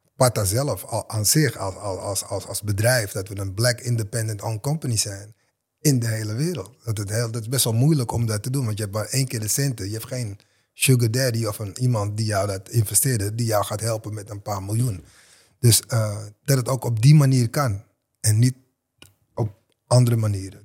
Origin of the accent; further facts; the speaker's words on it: Amsterdam, North Holland, Netherlands; mijn buurt waar ik vandaan kom, Westerpark.